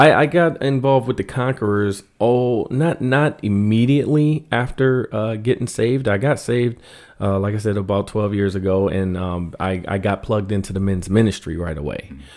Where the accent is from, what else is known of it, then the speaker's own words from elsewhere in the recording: Washington, District of Columbia, United States; moved away as an adult; now in Grand Rapids, United States; I grew up in Washington, D C